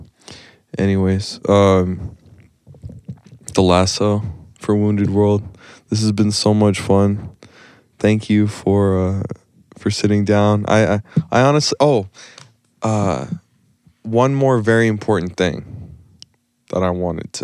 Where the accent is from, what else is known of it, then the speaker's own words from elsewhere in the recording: the South, United States; now in Tucson, United States; I'm from the South